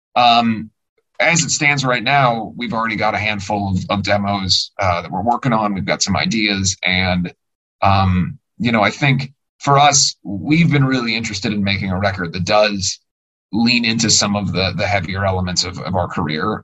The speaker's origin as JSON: {"language": "English", "town": "Cincinnati", "region": "Ohio", "country": "United States", "said": "I'm from Cincinnati"}